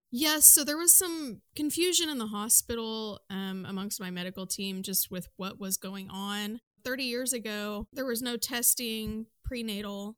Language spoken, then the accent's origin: English; Midwest, United States; I am from the Midwest